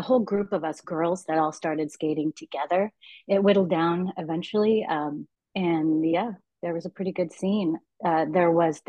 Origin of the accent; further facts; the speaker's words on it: Eugene, Oregon, United States; also born or lived in Los Angeles, California / Springfield, Oregon; I was born in Los Angeles, but I was raised in Eugene and Springfield, Oregon.